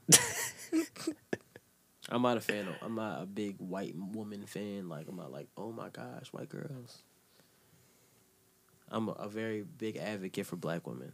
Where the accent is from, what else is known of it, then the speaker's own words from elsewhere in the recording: Jamaica; I'm Jamaican